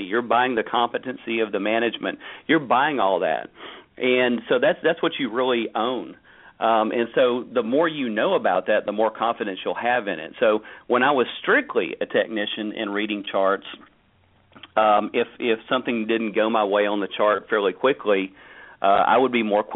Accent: United States; for me as an American

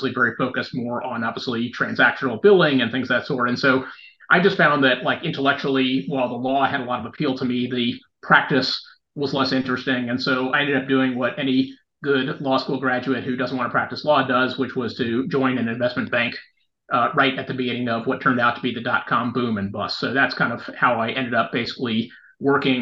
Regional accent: Houston, Texas, United States; I grew up in Houston.

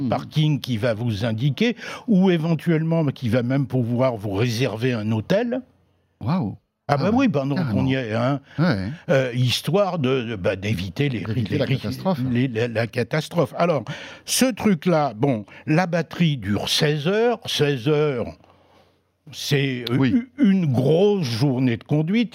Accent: Brittany, France; chez moi en Bretagne

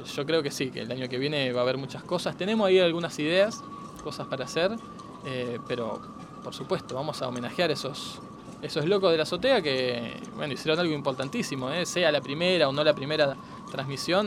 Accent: Argentina

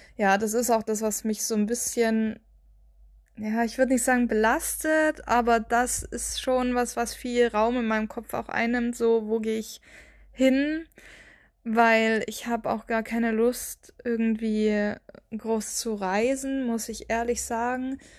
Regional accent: Baden-Württemberg, Germany; moved away as an adult; also born or lived in Bavaria; now in near Würzburg, Germany; Also ich komme ja eigentlich aus Baden-Württemberg und bin dann auch umgezogen für den Job.

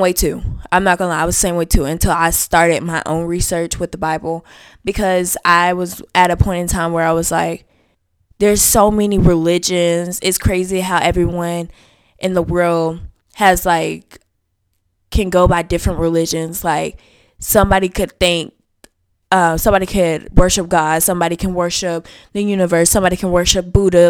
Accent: the South, United States; I was raised in the South

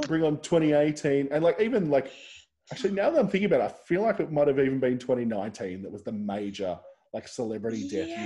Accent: Central Coast, New South Wales, Australia; I'm actually originally from the Central Coast

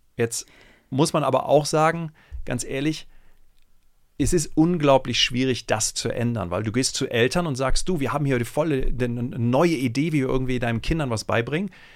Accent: Germany; ich bin äh, in Deutschland zur Schule gegangen, das ist allerdings auch schon irgendwie 25, 30 Jahre her

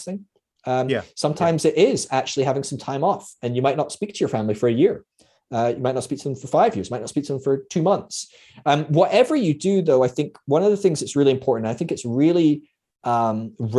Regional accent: Scotland, United Kingdom; I'm Scottish

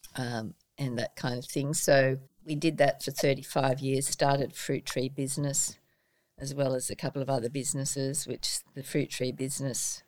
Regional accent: Sydney, New South Wales, Australia; also born or lived in England; now in Port Macquarie, Australia; I was born in Sydney, and when I was about 18, I decided to travel overseas

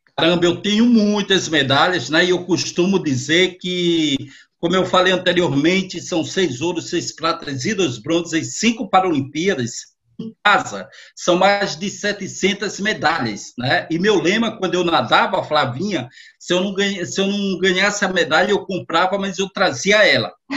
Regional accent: Natal, Rio Grande do Norte, Brazil; sou lá de Natal, no Rio Grande do Norte, com muito orgulho, né? até a semana passada foi Dia do Nordestino, é dia 8 de outubro, e eu tenho essa maior alegria e satisfação. E aí nasci naquela cidade

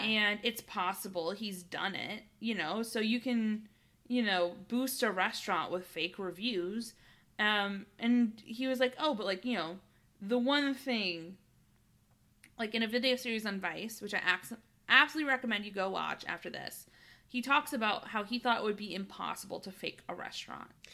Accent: United States; I'm an American

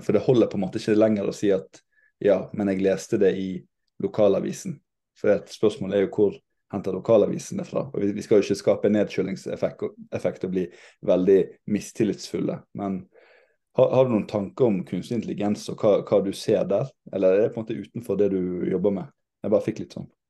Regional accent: Western Norway, Norway; jeg som vestlending

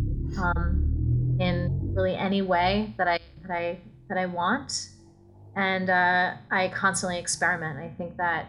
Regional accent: New York City, New York, United States; moved away as an adult; I'm from New York City. Like I went to school there. Born and raised

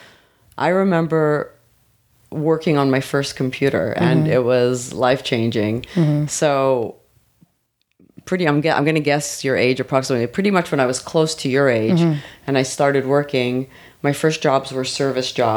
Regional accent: Montreal, Quebec, Canada; born or raised there; moved away as an adult; also born or lived in Israel / Vancouver, Canada; now in Los Angeles, United States

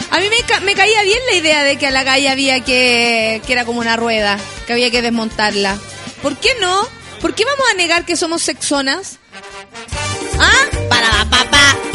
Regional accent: Dominican Republic; Soy dominicana, no tengo el acento, pero te queda genial. Yo no, tengo acento de dominicana, no sé cómo hablan los dominicanos.

